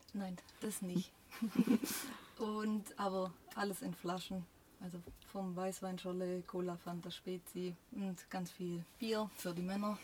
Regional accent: Schura, Baden-Württemberg, Germany; moved away as an adult; now in Gosheim, Germany; Ich komme ursprünglich aus Schura, aber das ist ja nicht weit weg von Gosheim.

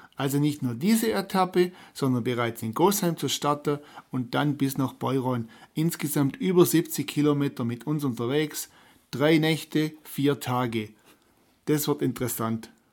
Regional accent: Böttingen, Baden-Württemberg, Germany; Und Böttingen ist ja meine Heimatgemeinde

